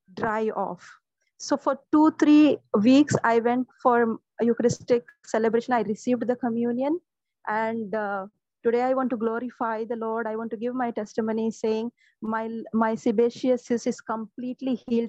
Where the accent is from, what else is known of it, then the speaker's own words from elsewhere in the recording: Mumbai, Maharashtra, India; I'm from Mumbai